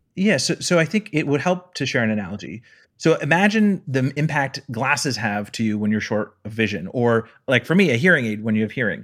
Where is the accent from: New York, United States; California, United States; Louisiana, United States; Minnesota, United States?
California, United States; Palo Alto; I'm from Palo Alto